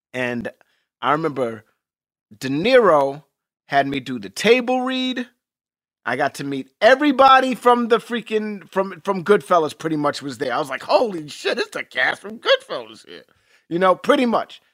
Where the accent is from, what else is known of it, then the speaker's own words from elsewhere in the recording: New York City, New York, United States; I grew up in New York City